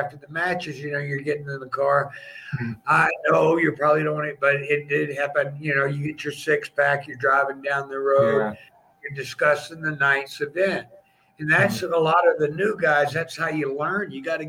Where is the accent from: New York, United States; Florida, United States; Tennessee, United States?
Florida, United States; Tampa; born there; because I was born in Tampa, Florida.